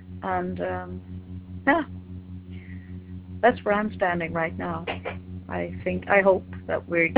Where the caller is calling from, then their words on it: Sweden; I'm calling from Sweden.